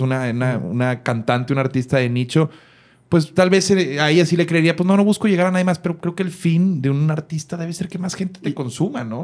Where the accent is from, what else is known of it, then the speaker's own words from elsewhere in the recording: Monterrey, Nuevo León, Mexico; yo recuerdo ya como regio